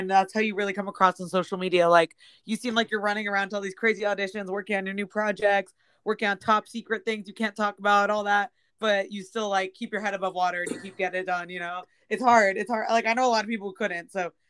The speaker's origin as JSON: {"language": "English", "town": "Bethesda", "region": "Maryland", "country": "United States", "moved": "yes", "lives_now": "Los Angeles, United States", "said": "I'm from Bethesda originally, Bethesda, Maryland"}